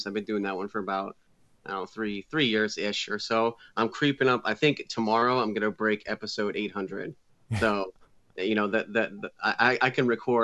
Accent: New England, Connecticut, United States; I grew up in New England. I live in Connecticut. I moved back into my hometown where I grew up.

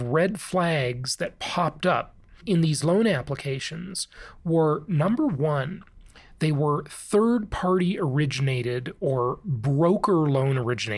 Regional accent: California, United States; moved away as an adult; also born or lived in Orange County, California; in Orange County, California, where I lived for the vast majority of my adult life

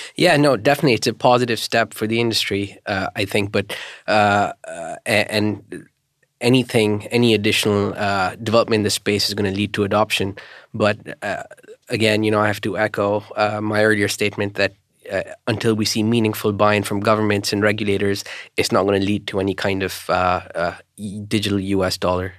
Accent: Pakistan; moved away; originally I'm from Pakistan, and I, I tend to go back every year, and I've been going back once a year for about thirty years now

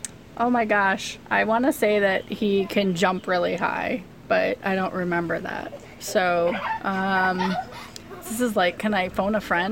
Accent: Brunswick, Ohio, United States; now in North Royalton, United States; I'm from Brunswick, Ohio. Currently reside in North Royalton.

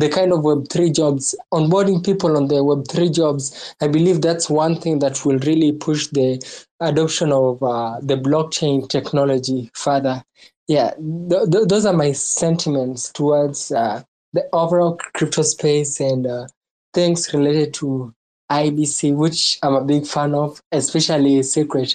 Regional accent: Kenya; I'm from Kenya. That's in Africa. Yeah, I'm from Kenya.

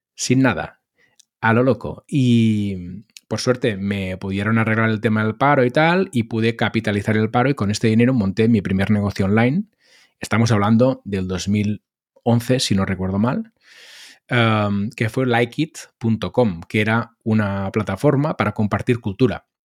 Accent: Molins de Rei, Catalonia, Spain; empecé por la radio local de mi pueblo en el que hice unos cuantos programas

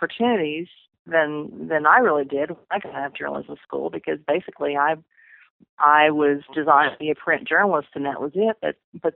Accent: Corpus Christi, Texas, United States; I got a job at my hometown newspaper, the Corpus Christi Caller Times

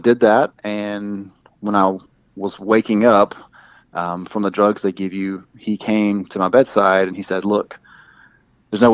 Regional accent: the Deep South, United States; accent: southern; I hope my accent doesn't come across too. It's just certain words with me. It's not like every single word that sounds super deep south

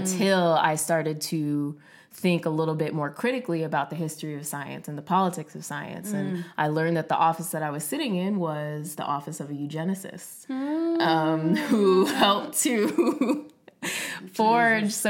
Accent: New York City, New York, United States; growing up yeah. in New York, young black girl, obsessed with the sciences

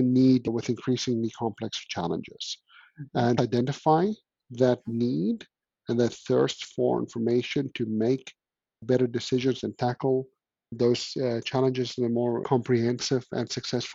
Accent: South Africa; being South African

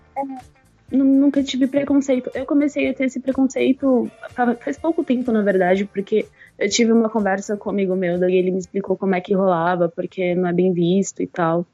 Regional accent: São Paulo, Brazil; eu cresci em comunidade, eu sou de Paraisópolis

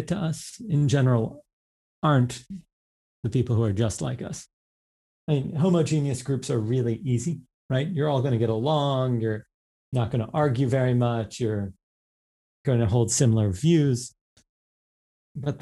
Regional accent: New York, United States; I grew up, I went to grade school, high school, everything, even college in New York. So like, I'm like a New Yorker

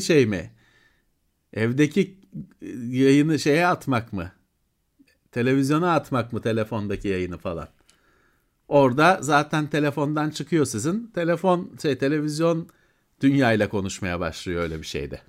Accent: Istanbul, Turkey; ben Bakırköylüyüm kardeşim. Bakırköy benim için çok önemli bir yer

